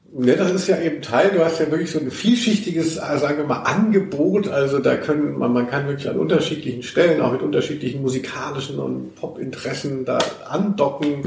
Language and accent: German; Hesse, Germany; moved away; also born or lived in Cologne; ich bin ja schon gebürtiger Hesse, war aber über 20 Jahre in Köln.